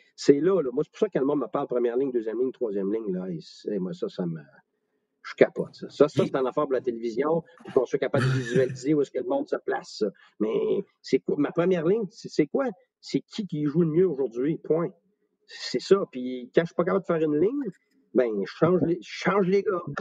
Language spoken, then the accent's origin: French; Quebec, Canada; je suis un Québécois moi aussi